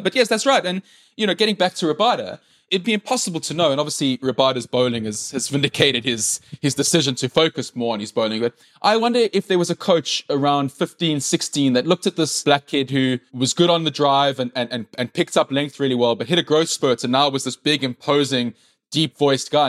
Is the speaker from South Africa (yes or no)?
yes; South Africa; first language English; English-speaking white people, which I am